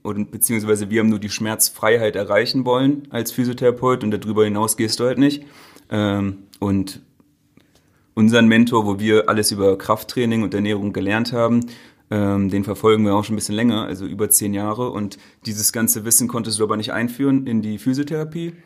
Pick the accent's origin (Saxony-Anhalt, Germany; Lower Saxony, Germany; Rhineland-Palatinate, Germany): Lower Saxony, Germany; Göttingen; moved away as an adult; also born or lived in Berlin; Wir kommen aus Göttingen, das ist eine Studentenstadt mit 120.000 Einwohnern.